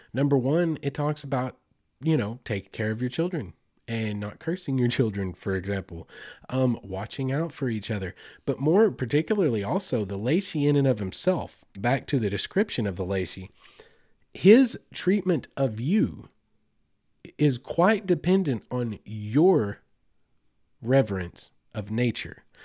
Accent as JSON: {"language": "English", "region": "Choctaw Nation of Oklahoma", "country": "United States", "tie": "born or raised there", "said": "I grew up in the Choctaw Nation of Oklahoma, Southeast Oklahoma."}